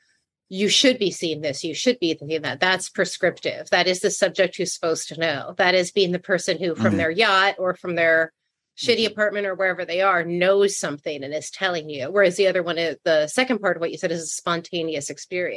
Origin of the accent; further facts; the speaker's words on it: New York City, New York, United States; I'm from Brooklyn. I grew up in the 70s